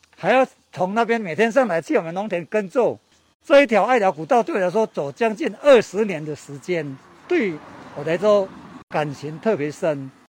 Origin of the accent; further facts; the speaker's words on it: Ailiao, Shuanglianpi, Yuanshan, Yilan County, Taiwan; 就是在这个爱聊那个地方出生的。哦。对，我的爸爸来这个地方已经差不多一百年哦。啊，所以说我们这，这里土生土长的